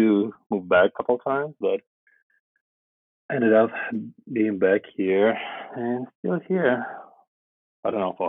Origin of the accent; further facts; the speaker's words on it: Vladivostok, Primorsky Krai, Russia; English is a second language; moved away as an adult; now in Shanghai, China; I'm from Russia. From a small town called Vladivostok